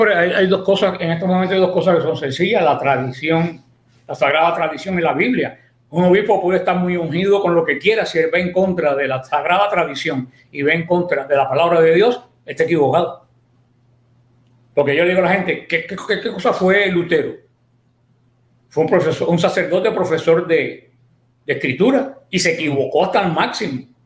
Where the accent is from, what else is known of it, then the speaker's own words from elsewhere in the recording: Mariel, Artemisa, Cuba; moved away as an adult; now in Miami, United States; yo soy cubano, definitivamente. Nací en la parroquia del Mariel, diócesis de Pinal del Río, un pueblo cercano a, La Habana. Mm. Y ahí, bueno, se desarrolló mi, mi, vida hasta que, pues, vine para acá, para Estados, Estados Unidos